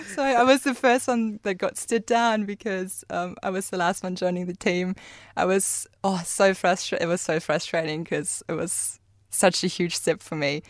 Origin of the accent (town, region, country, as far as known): Germany; English is a second language; moved away as an adult; now in Karratha, Australia